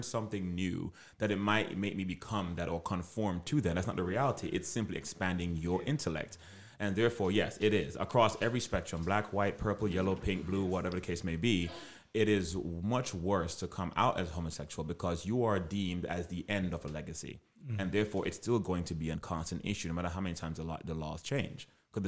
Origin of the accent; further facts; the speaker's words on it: Jamaica; now, yes, I am, in lack of better words, I'm black. But I'm also Jamaican.